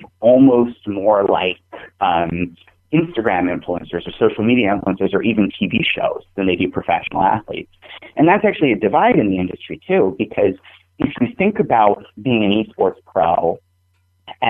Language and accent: English; New England, United States; I'm from New England